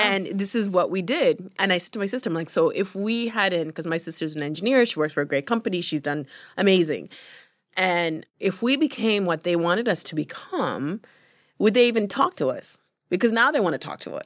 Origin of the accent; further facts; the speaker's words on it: London, Ontario, Canada; English is a second language; also born or lived in Uganda; I'm from London, Ontario. I'm in Toronto.